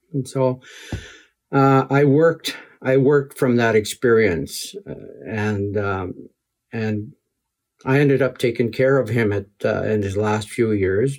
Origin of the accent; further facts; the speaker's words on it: Muskeg Lake, Saskatchewan, Canada; also born or lived in Ottawa; We moved from Onion Lake to Muskeg, my home community